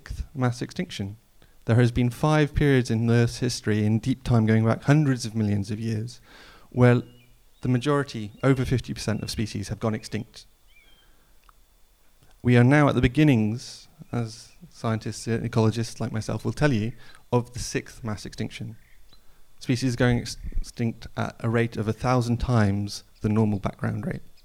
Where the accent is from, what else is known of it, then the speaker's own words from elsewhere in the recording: Snowdonia, Wales, United Kingdom; moved away; I grew up in Snowdonia, at the foot of the Ogwen Valley.